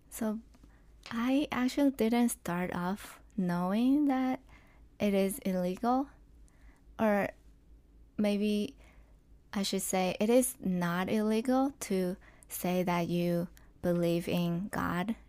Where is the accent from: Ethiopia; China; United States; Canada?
China; southwestern China; English is a second language; moved away; I grew up in China, in the, to be specific, in the southwestern part of China